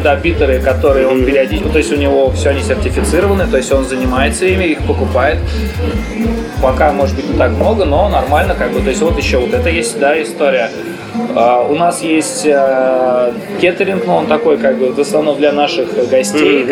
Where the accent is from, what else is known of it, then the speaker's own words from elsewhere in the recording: Slantsy, Leningrad Oblast, Russia; moved away as an adult; also born or lived in Siberia; now in Saint Petersburg, Russia; я из Сланцев, я в Сибири родился, а в Ленобласти город Сланцы есть